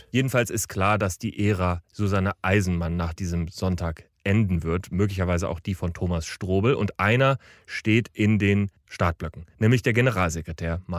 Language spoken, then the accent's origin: German; Hamburg, Germany; St. Pauli. St. Pauli ist meine Heimat, mein Verein, mein Viertel.